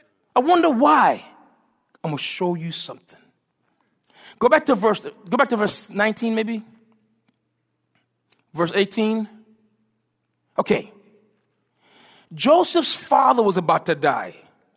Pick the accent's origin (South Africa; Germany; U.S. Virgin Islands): U.S. Virgin Islands; I'm from the Virgin Islands, and so I love seafood.